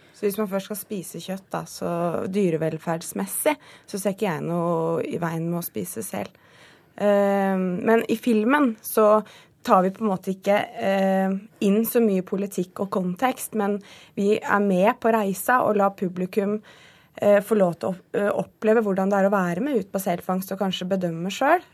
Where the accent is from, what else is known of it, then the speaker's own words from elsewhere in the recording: Southern Norway, Norway; moved away as an adult; jeg er jo søring